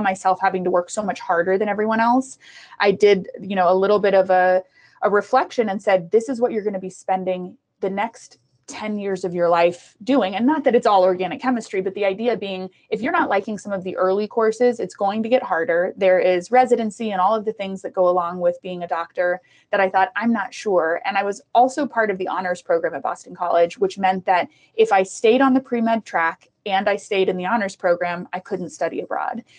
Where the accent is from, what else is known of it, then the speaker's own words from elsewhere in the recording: Prairie Village, Kansas, United States; also born or lived in Costa Rica; I was born in Costa Rica we moved from Costa Rica to Prairie Village um, with my mom